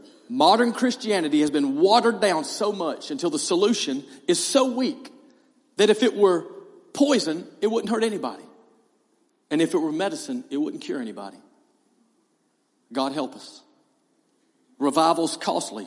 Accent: East Hall High School, Georgia, United States; I'm from East Hall High School.

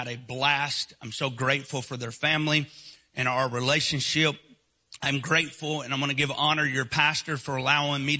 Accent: Northeast Alabama, United States; accent: Southern; now in Eastern Tennessee, United States; I was born and raised in Northeast Alabama, partially raised where I currently live right now as well, in the Great Smoky Mountains of Eastern Tennessee

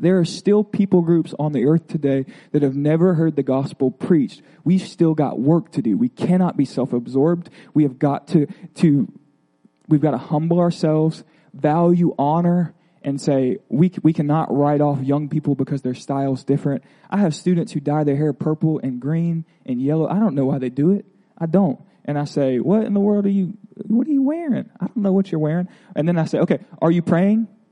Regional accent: Florida, United States; I'm from Florida

